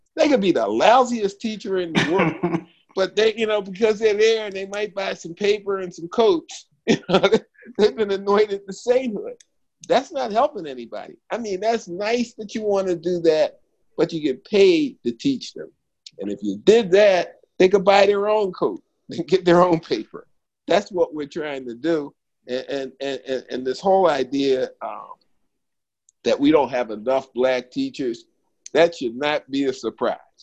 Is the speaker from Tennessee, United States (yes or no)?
no; Philadelphia, Pennsylvania, United States; I'm from Philadelphia, PA